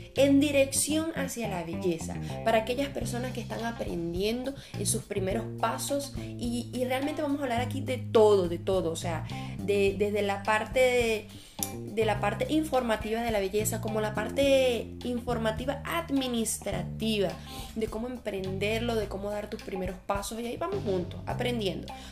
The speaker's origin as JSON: {"language": "Spanish", "country": "Venezuela", "first_language": "Spanish", "moved": "yes", "lives_now": "Brazil", "said": "soy una venezolana de 25 años eh, y actualmente estoy viviendo en Brasil. Y eh, yo soy esteticista, hablo tres idiomas, el español nativo"}